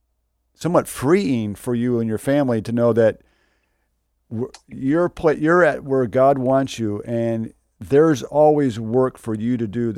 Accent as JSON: {"language": "English", "region": "West Michigan", "country": "United States", "said": "Being a person from West Michigan, just about an hour and a half south of you"}